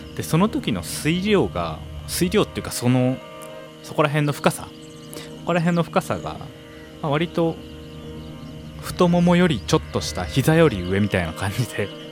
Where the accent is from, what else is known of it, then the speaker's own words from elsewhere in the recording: Sapporo, Hokkaido, Japan; also born or lived in Tokyo; 僕は札幌生まれ札幌育ちなので